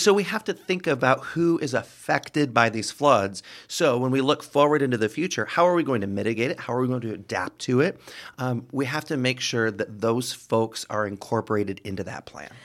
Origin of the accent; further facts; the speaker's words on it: Rockford, Illinois, United States; moved away as an adult; now in Quad Cities, United States; my hometown of Rockford, Illinois